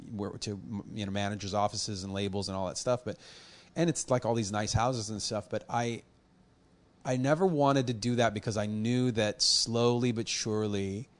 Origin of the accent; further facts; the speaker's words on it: Los Angeles, California, United States; I was born on the Valley side, actually in Panorama City, which is not too far from, like, where the Karate Kid, you know, Encino is, like, not that far. 10 minutes. And then I've moved up and down the Valley side